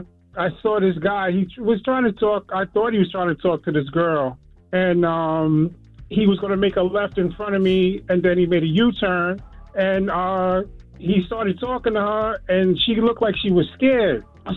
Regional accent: Queens, New York, United States; I'm from Queens.

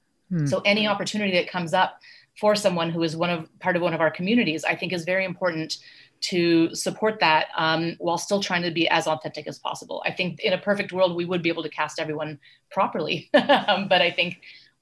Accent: North India, India; I am North Indian and we are overrepresented in culture in India as well as here. You know, we don't hear as much about South Indian stories, about East Indian stories.

